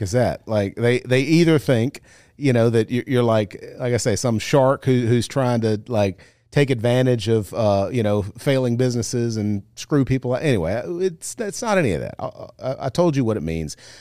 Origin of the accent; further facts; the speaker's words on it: Monroe, Louisiana, United States; now in Baton Rouge, United States; I grew up in Monroe